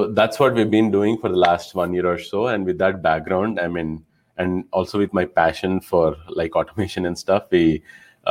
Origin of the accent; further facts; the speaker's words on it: India; moved away as an adult; now in United States; I was originally from India. I moved to the US back in 2009 for master's in industrial engineering